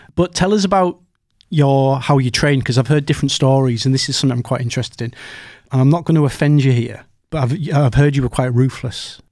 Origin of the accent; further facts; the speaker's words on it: Teesside, North East England, United Kingdom; We're both from Teesside